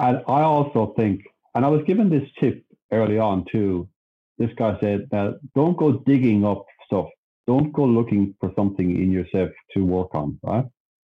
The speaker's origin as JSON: {"language": "English", "town": "Sydney", "region": "New South Wales", "country": "Australia", "said": "we moved across Sydney. So I was from the Southern Shire, right down the bottom, and I went across to the other side."}